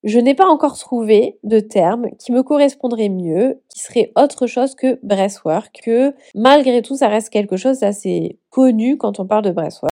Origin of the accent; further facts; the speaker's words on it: southern France, France; accent: southern; j'ai un accent du sud